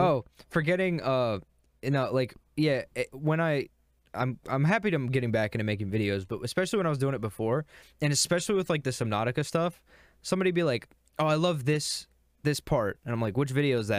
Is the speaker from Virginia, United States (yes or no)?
yes; Virginia, United States; accent: Virginia; my accent, it's that, it's the Virginia accent